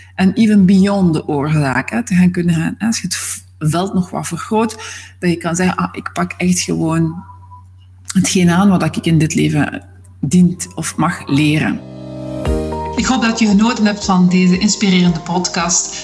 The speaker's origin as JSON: {"language": "Dutch", "town": "Zwijnaarde", "region": "Flanders", "country": "Belgium", "moved": "yes", "said": "Ik ben oorspronkelijk van Zwijnaarden, dat ligt naast Gent."}